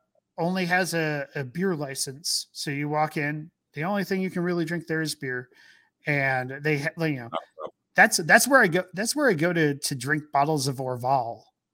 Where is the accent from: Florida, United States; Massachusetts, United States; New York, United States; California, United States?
New York, United States; Where are you visiting from? Like, from New York. And the guys turned next to me like, "You're from New York?" I'm like, "Yeah."